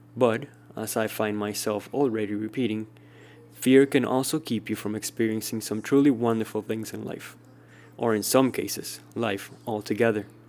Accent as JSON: {"language": "English", "country": "Cuba", "tie": "born or raised there", "said": "Growing up in Cuba"}